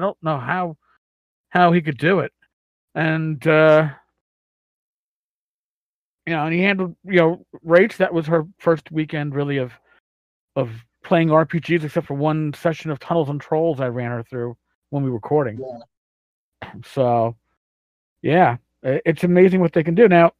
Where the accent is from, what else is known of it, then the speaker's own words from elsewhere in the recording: New York City, New York, United States; I'm from New York City